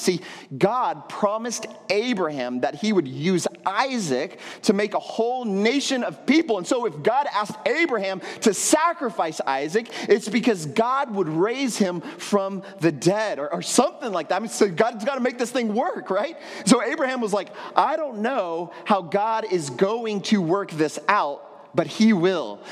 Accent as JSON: {"language": "English", "region": "Texas", "country": "United States", "tie": "born or raised there", "moved": "as an adult", "lives_now": "San Juan, Puerto Rico", "said": "I grew up in Texas"}